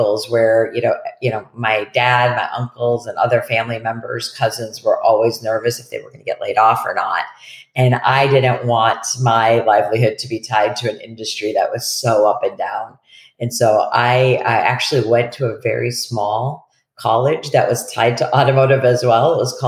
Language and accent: English; Detroit, Michigan, United States; also born or lived in Shelby Township, Michigan / Warren, Michigan / Boston; now in Portland, United States; I was born and raised in Detroit, Michigan.